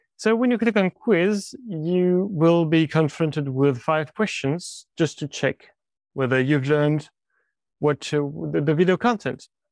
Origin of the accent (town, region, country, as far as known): France